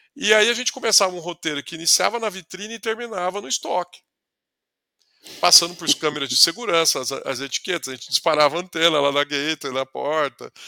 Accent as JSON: {"language": "Portuguese", "town": "Ribeirão Preto", "region": "São Paulo", "country": "Brazil", "also_born_or_lived": "São Carlos", "said": "sou do interior de São Paulo, sou da, da, da, região ali de Ribeirão Preto"}